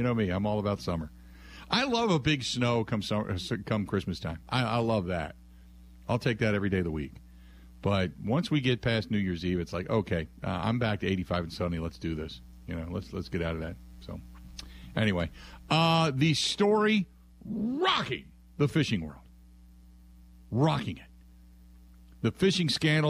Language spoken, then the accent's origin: English; Cincinnati, Ohio, United States; now in Milwaukee, United States; I came from Cincinnati